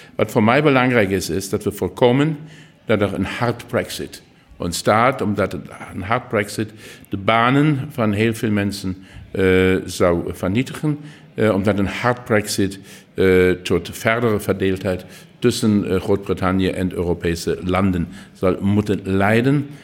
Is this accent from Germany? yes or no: yes; Saarland, Germany; Dutch is a second language; wij zijn het buurland van Luxemburg en van Frankrijk.